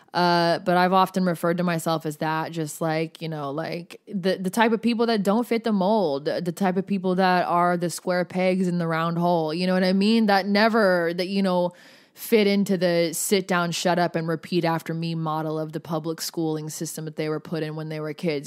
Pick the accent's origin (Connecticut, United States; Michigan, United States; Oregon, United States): Oregon, United States; moved away as an adult; also born or lived in Los Angeles County, California; I moved down to L A County from Oregon.